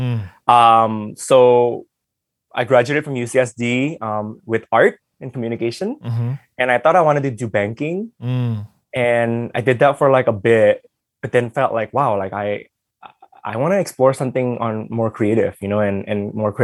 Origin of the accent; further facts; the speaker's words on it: Los Angeles, California, United States; English is a second language; also born or lived in Indonesia; I was growing up in the East LA neighborhood